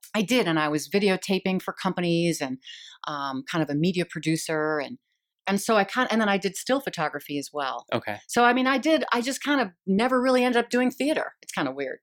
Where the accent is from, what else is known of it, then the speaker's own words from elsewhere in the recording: Eden Prairie, Minnesota, United States; moved away as an adult; also born or lived in Boston / Scottsdale; now in Phoenix, United States; growing up in Eden Prairie, um, I'm the youngest of six kids